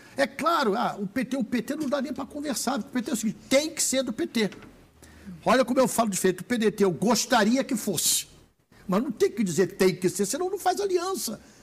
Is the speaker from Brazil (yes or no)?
yes; Rio, Rio de Janeiro, Brazil; eu sou do Rio